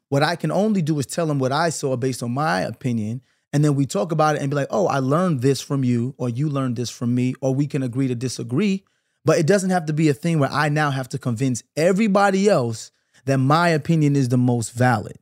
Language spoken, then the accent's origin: English; Brooklyn, New York, United States; I'm from Brooklyn. I grew up in the nineties